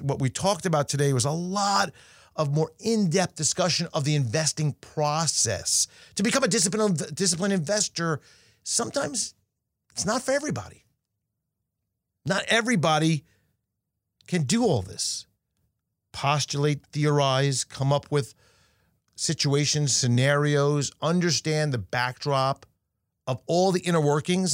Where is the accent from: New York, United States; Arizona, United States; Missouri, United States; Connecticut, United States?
New York, United States; being a New Yorker